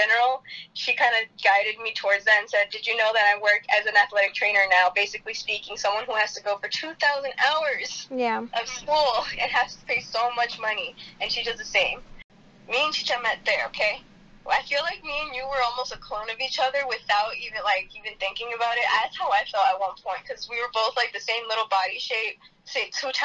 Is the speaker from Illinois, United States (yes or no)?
yes; Rockport, Illinois, United States; moved away; I am born and raised Rockport, Illinois, about 40 minutes from Chicago